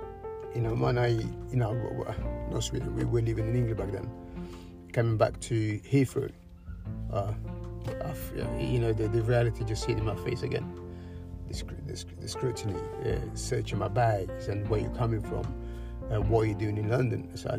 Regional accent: Cape Verde; also born or lived in Europe; Home, Cape Verde Islands, Cabo Verde. Yeah, that was when I went home.

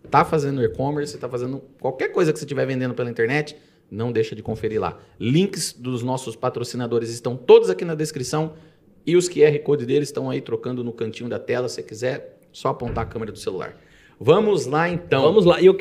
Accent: Jaú, São Paulo, Brazil; moved away as an adult; also born or lived in Itápolis/Bitinga area (lives now); now in Bitinga, Brazil; Sou de Jaú. Eu vim para cá faz, fazem hum.

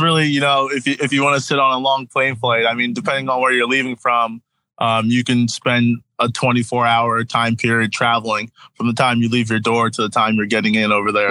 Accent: New Jersey, United States; also born or lived in Connecticut; I'm from New Jersey, South Jersey or SJ

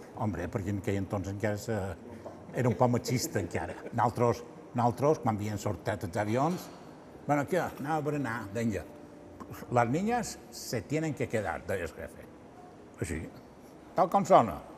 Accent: Palma, Balearic Islands, Spain; vaig néixer el 4 de juliol del 51, vaig néixer a Palma

